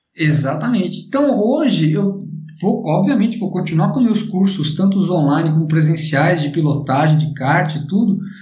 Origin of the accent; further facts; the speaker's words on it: Brazil; como brasileiros